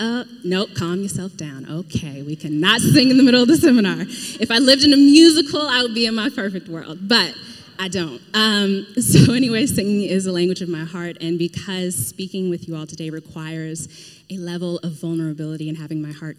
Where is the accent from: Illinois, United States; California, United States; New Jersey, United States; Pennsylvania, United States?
Pennsylvania, United States; Pittsburgh; I consider Pittsburgh my hometown, though. And because I'm from Pittsburgh, I mean, I'm up in this heathenish Patriots territory